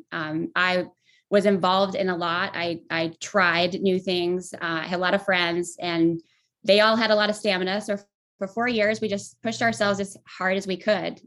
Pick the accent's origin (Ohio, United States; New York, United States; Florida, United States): New York, United States; Voorheesville; moved away as an adult; also born or lived in Boston / Los Angeles; I grew up in upstate New York in a town outside Albany called Voorheesville.